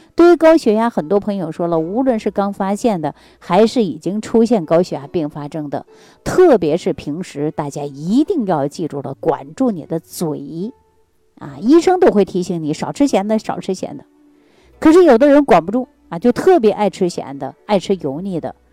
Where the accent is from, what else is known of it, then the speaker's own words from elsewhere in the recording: Northeast China, China; 我是北方人，啊，是地地道道的东北人